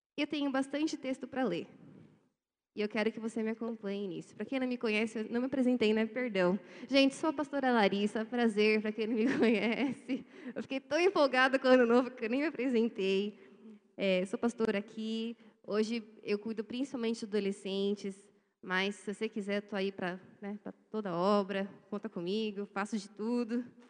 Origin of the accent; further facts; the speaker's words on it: Brazil; A gente é brasileiro. Eu sou brasileiro.